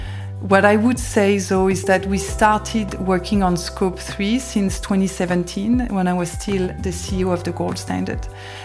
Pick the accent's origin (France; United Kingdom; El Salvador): France; south of France; also born or lived in West Paris; Yeah, growing up in West Paris and south of France was a lot of fun.